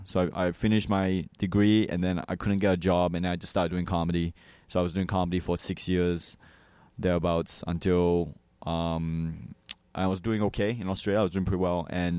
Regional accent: New Hampshire, United States; also born or lived in Malaysia; I was born in Malaysia, and then I moved to New Hampshire when I was 3 years old.

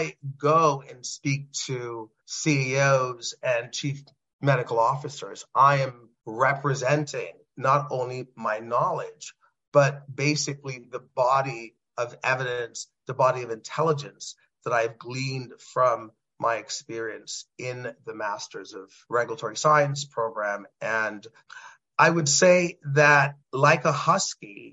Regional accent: Trinidad & Tobago; moved away; a young boy growing up in Trinidad and Tobago.

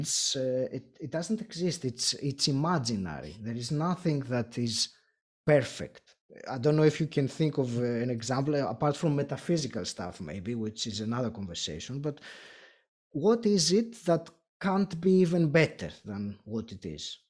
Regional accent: Greece; first language Greek; English is a second language; I'm Greek originally

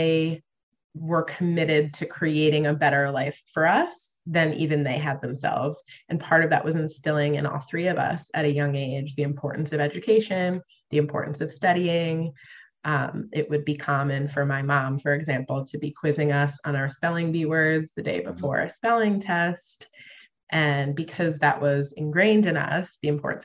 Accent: Long Island, New York, United States; I grew up on Long Island in New York

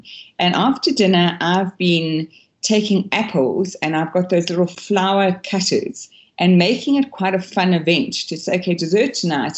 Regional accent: Durban, KwaZulu-Natal, South Africa; I was brought up in KwaZulu-Natal, Durban, where it's really, really warm.

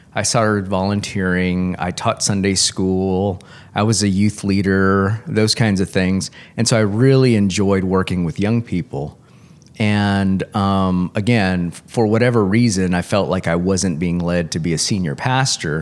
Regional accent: Corpus Christi, Texas, United States; I grew up in Corpus Christi.

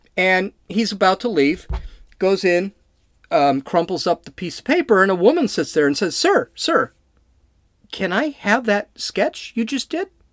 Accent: California, United States; I'm from California

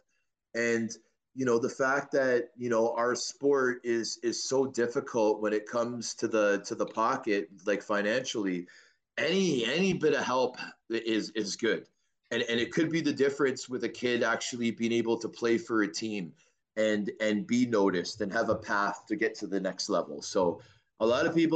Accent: Toronto, Ontario, Canada; also born or lived in Vancouver; My mom moved us back to Toronto

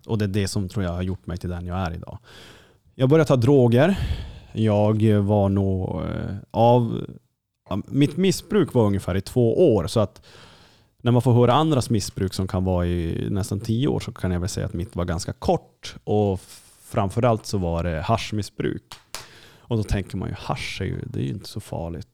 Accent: Kiruna, Norrbotten County, Sweden; accent: Norrland; jag kommer ju då liksom, från Kiruna

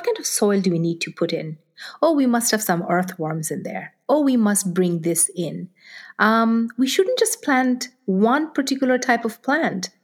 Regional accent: Nigeria; moved away; I grew up in Nigeria. I grew up in Africa.

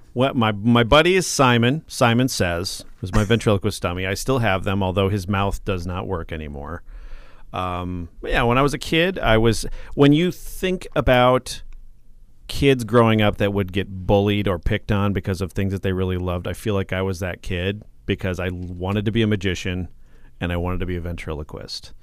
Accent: North Mankato, Minnesota, United States; also born or lived in Watertown, South Dakota; I grew up, uh, in North Mankato, actually, and went to West, class of eighty-seven.

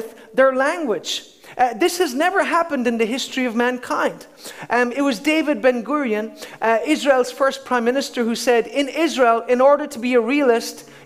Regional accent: Ireland; as an Irishman, have the right to live in Ireland

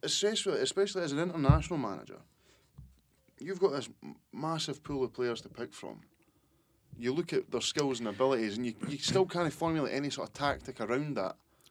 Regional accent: Scotland, United Kingdom; being a Scottish football fan

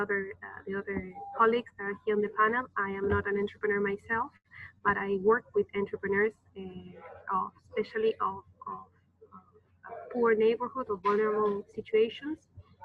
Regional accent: Argentina; I'm from Argentina.

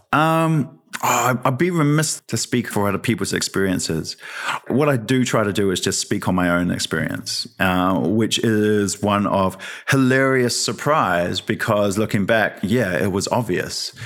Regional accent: Wellington, New Zealand; also born or lived in Lower Hutt, New Zealand; I'm from the Hutt and Newtown and Wellington

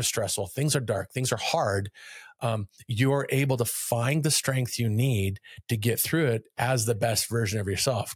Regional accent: Kailua-Kona, Hawaii, United States; moved away as an adult; also born or lived in Northern California; I grew up in Kailua-kona on the island of Hawaii

